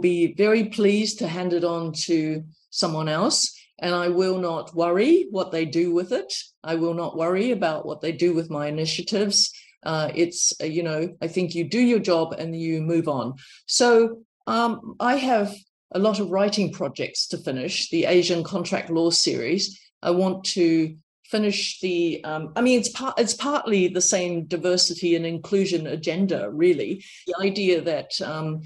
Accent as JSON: {"language": "English", "country": "New Zealand", "accent": "New Zealand", "moved": "yes", "said": "I said, I'm from New Zealand. You know, my accent is very New Zealand"}